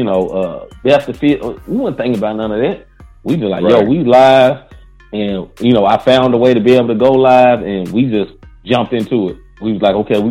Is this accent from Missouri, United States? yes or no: yes; St. Louis, Missouri, United States; we're from St. Louis